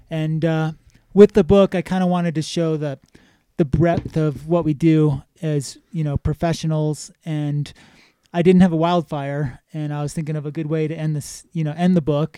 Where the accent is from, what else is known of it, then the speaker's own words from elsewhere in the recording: Exeter, New Hampshire, United States; moved away as an adult; also born or lived in Los Angeles, California; now in Jackson, United States; I grew up in New Hampshire, a small town called Exeter